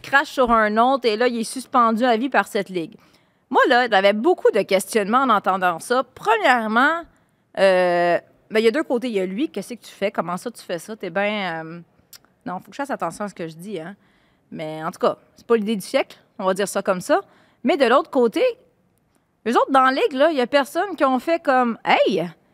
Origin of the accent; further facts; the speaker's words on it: Laval, Quebec, Canada; Laval, ma terre natale